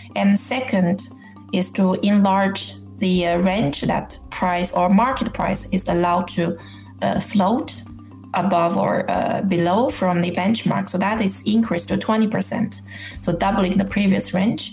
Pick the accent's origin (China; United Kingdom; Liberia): China; moved away as an adult; now in Norway; I live in Norway, but I grew up in China. I lived in Norway for 18 years